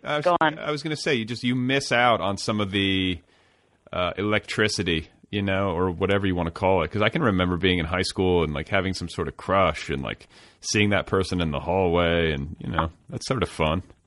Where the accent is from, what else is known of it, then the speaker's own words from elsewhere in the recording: Indiana, United States; moved away as an adult; also born or lived in Boulder, Colorado; when I moved to Colorado to go to college, for instance, I was this kid from Indiana